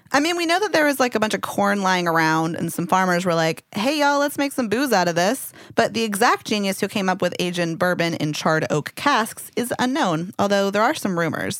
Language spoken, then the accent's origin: English; Louisville, Kentucky, United States; moved away; I grew up in Louisville and we don't like to talk about the rest of Kentucky